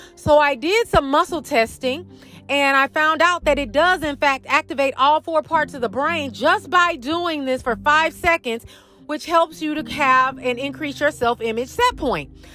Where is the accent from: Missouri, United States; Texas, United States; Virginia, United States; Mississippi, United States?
Missouri, United States; St. Louis; moved away; I'm originally from St. Louis, which is a show me state